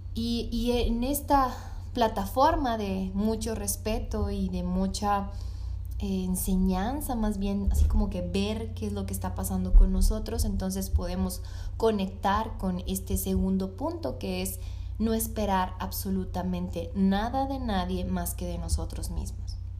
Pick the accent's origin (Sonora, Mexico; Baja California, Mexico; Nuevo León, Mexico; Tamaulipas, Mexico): Sonora, Mexico; Hermosillo; acá en Hermosillo, de donde soy